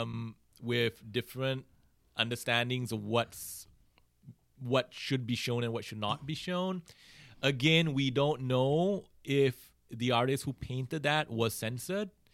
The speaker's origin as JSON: {"language": "English", "country": "Singapore", "tie": "born or raised there", "said": "I grew up in Singapore"}